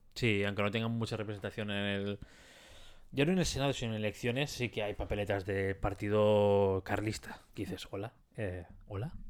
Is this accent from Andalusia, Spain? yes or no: no; Catalonia, Spain